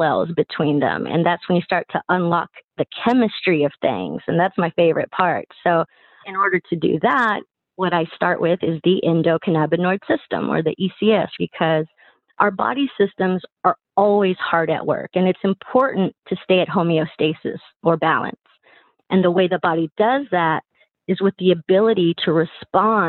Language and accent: English; Texas, United States; Born and raised in Texas